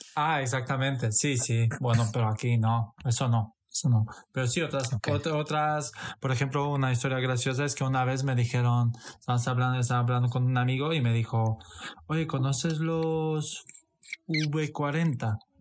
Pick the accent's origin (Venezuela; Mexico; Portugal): Portugal; Alentejo; Spanish is a second language; moved away as an adult; also born or lived in Satu Mare, Romania; now in Madrid, Spain; nací en Rumanía, en Satumare, y con ocho años me fui a Portugal